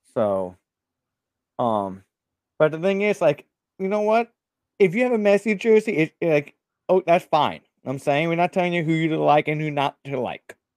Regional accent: South Florida, United States; I'm from South Florida

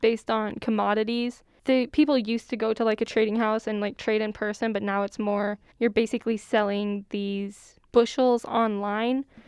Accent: Courage, South Dakota, United States; I'm from Courage, so we'll go up to Yankton to shop.

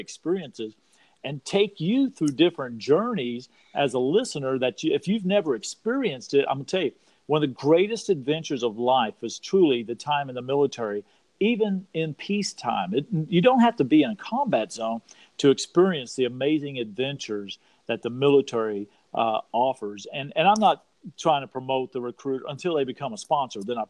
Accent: Texas, United States; I'm from Texas

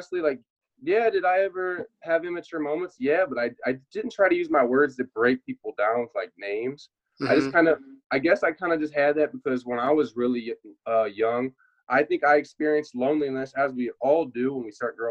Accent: Indiana, United States; moved away as an adult; also born or lived in Cincinnati / Germany; being from the Midwest, I'm definitely from Indiana

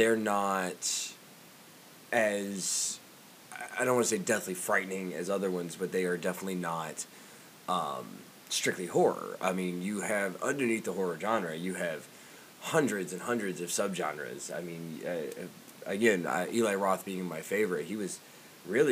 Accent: Georgia, United States; now in Iowa, United States; I live in Iowa. I'm from Georgia originally.

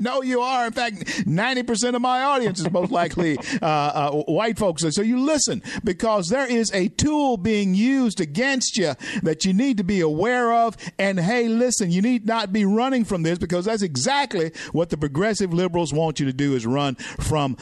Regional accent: Louisiana, United States; I'm from Louisiana

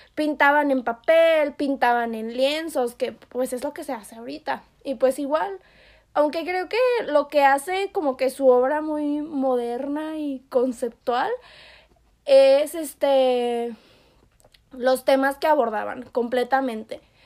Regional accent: Yucatán, Mexico; yo soy yucateca

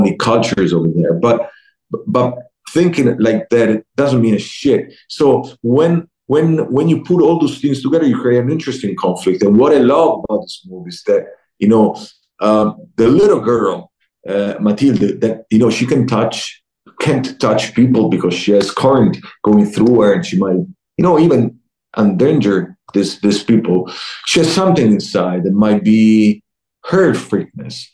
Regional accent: Italy; also born or lived in Rome; I'm from Italy

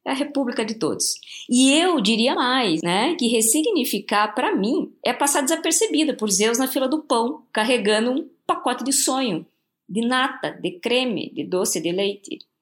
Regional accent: Santo André, São Paulo, Brazil; Eu sou de Santo André, do ABC

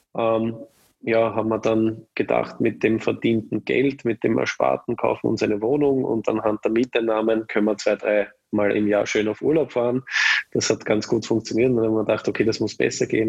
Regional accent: Vienna, Austria; bin auch ein echter Wiener

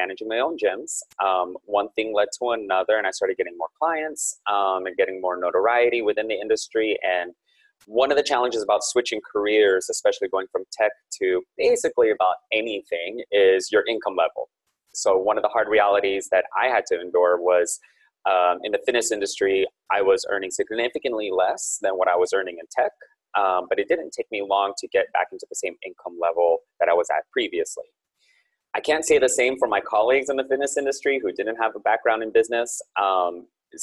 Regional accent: Silicon Valley, California, United States; I'm born and raised in Silicon Valley, so I'm still based here

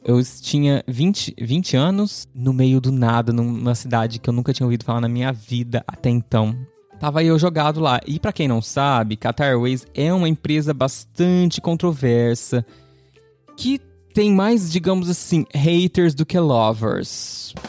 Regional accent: Ribeirão Preto, São Paulo, Brazil; also born or lived in Mato Grosso / Uberlândia; Amo Ribeirão, minha cidade natal.

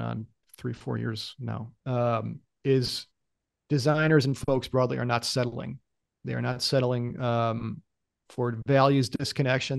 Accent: United States; as an American employee

